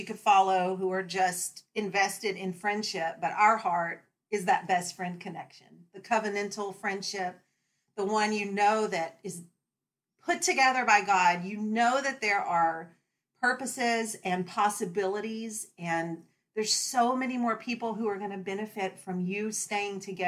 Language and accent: English; Texas, United States; moved away as an adult; now in Virginia, United States; I'm from Texas. I'm a transplant to Virginia.